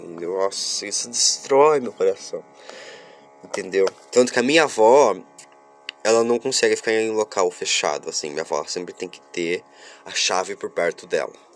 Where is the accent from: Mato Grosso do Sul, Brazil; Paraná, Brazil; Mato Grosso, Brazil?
Paraná, Brazil; Curitiba; eu sou de Curitiba, capital do Paraná, isso mesmo, eu sou sulista